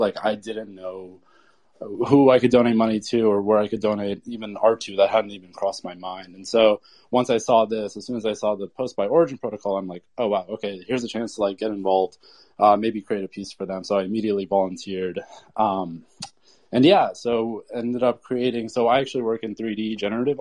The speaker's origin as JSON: {"language": "English", "country": "Turkey", "moved": "yes", "said": "I'm actually originally from Turkey"}